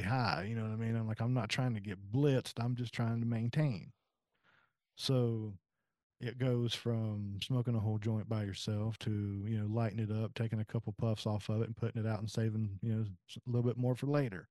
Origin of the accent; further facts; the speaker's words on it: South Carolina, United States; moved away as an adult; now in West Virginia, United States; I'm originally from South Carolina and I moved to West Virginia in 2015.